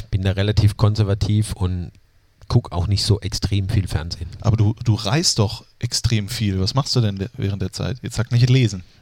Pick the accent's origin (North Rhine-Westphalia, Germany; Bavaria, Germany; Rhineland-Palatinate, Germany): Rhineland-Palatinate, Germany; Zweibrücken; born there; accent: Palatine; Ja, mein, mein Dialekt, der kommt natürlich immer wieder durch